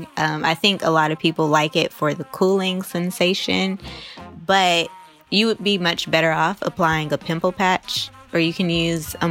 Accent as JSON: {"language": "English", "town": "East Palo Alto", "region": "California", "country": "United States", "tie": "born or raised there", "said": "when I was growing up in East Palo Alto"}